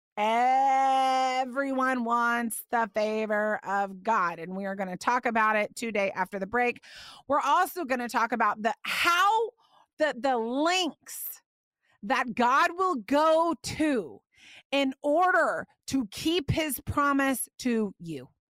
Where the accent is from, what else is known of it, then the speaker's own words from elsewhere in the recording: Indiana, United States; I used to go to the wigwam roller skating rink growing up in Indiana